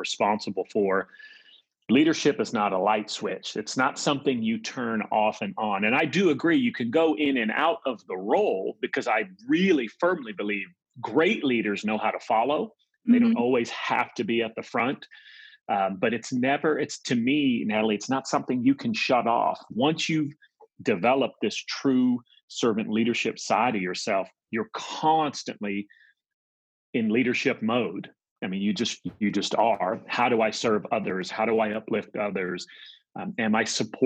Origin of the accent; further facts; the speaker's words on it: New York, United States; moved away; also born or lived in central United States; I'm from New York originally, just grew up on the East Coast and then lived in the central part of the States. My family moved